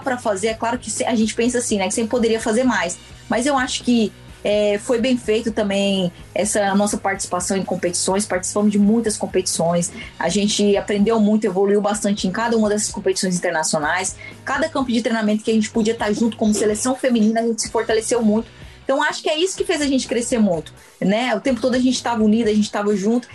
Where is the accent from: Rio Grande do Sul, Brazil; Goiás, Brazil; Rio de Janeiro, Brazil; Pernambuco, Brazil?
Goiás, Brazil; interior of; eu sou de uma cidade do interior de Goiás, uma cidade de menos de 10 mil habitantes